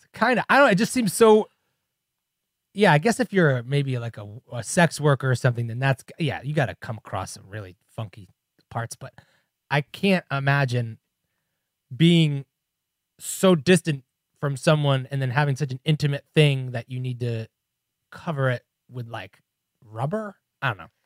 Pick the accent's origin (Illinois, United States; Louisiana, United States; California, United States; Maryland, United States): Illinois, United States; Chicago; I'm from Chicago